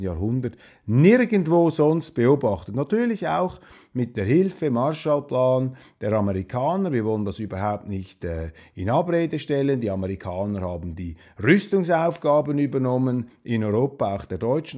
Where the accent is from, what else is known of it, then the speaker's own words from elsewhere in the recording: Switzerland; Als äh, Schweizer